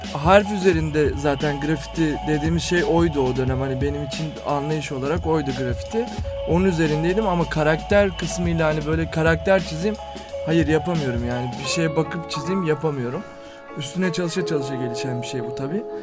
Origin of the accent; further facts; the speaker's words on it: Fatih, Istanbul, Turkey; Ben de Fatih'te büyüdüm